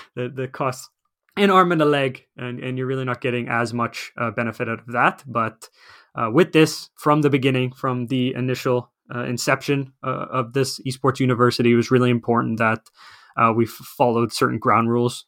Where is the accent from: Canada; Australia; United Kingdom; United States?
Canada; moved away as an adult; now in Finland; I am originally from Canada, so, uh, North America